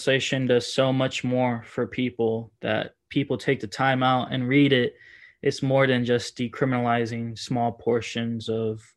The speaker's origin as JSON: {"language": "English", "town": "Miami", "region": "Florida", "country": "United States", "also_born_or_lived": "Washington, D.C.", "moved": "yes", "lives_now": "Portland, United States", "said": "I'm from Miami, Florida"}